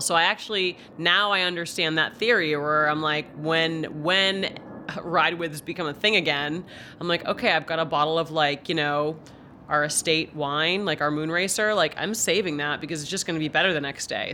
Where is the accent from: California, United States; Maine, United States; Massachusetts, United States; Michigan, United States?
Maine, United States; Bangor; I grew up in Bangor, about a block from Stephen King.